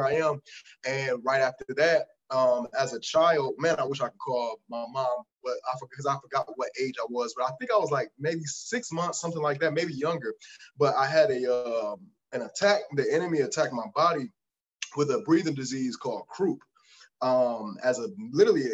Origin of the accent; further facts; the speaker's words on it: Detroit, Michigan, United States; also born or lived in Canton, Michigan; I was born in Detroit, and I was moved. I ended up moving to a suburb named Canton a little earlier